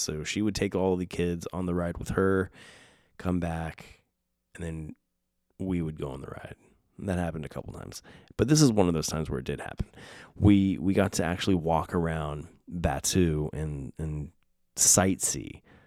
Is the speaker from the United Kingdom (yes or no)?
no; West Coast, United States; growing up on the West Coast